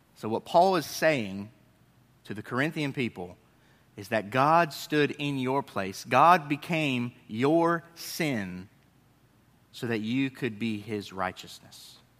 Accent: Northeast, United States; moved away; I grew up in the Northeast

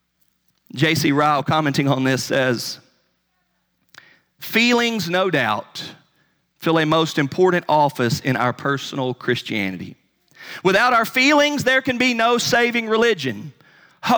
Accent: North Carolina, United States; I'm from North Carolina, you know, in the Bible Belt

